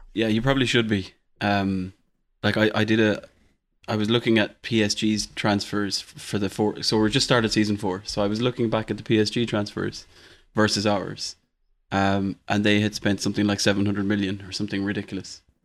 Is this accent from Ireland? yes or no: yes; Ireland